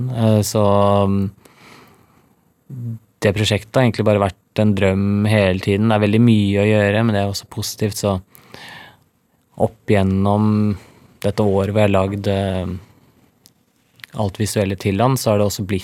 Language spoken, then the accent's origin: Norwegian; Norway; Og på Rolløkka, der jeg kommer fra, det er jo et av de dyreste strøkene i Norge